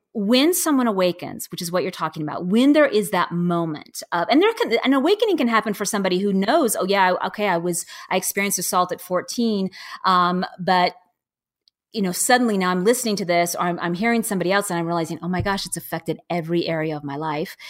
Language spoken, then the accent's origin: English; Seattle, Washington, United States; I'm from Seattle